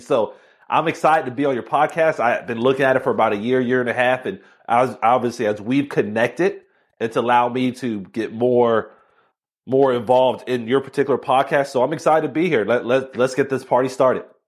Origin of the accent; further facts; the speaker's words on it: Miami, Florida, United States; I was born and raised in Miami